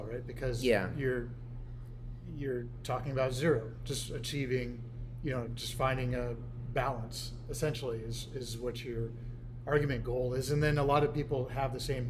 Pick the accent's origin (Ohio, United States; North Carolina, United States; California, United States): California, United States; Bay Area; I grew up in the Bay Area.